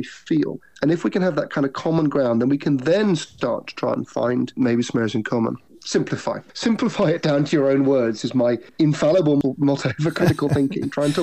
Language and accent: English; United Kingdom; I'm British